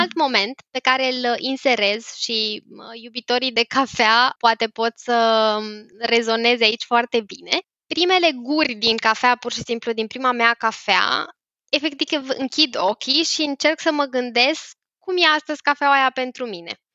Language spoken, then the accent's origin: Romanian; Romania; noi ca români